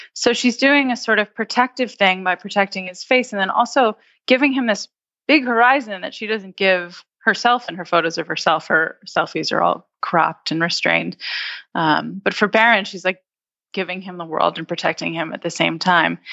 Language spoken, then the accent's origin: English; United States; as an American